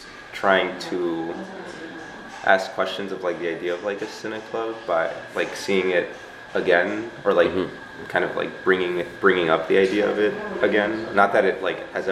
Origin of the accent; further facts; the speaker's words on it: Chicago, Illinois, United States; moved away as an adult; also born or lived in New York; we're from Pilsen, like originally